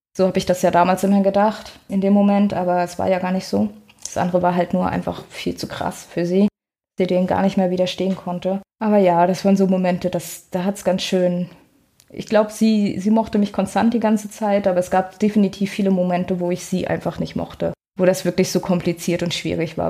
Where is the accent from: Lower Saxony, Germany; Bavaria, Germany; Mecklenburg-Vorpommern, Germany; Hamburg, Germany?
Mecklenburg-Vorpommern, Germany; Rostock; moved away as an adult; also born or lived in Graal-Müritz / Mexico / Ruhr area; Ich komme aus Rostock, also so richtig aus dem Norden